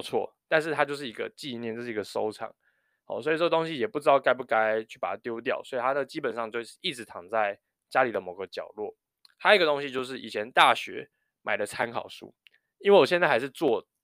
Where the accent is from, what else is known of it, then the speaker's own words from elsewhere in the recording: New Taipei, Taiwan; 我小时候在念高中的时候，我因为是在台北市读书，然后我家住新北市